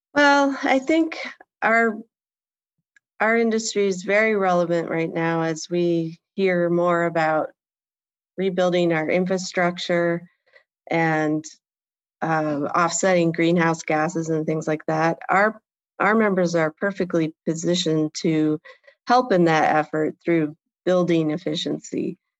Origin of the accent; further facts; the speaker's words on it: Port Clinton, Ohio, United States; also born or lived in Kalamazoo, Michigan / New York / Germany; And that's where I really grew up in Port Clinton, Ohio, which is a small town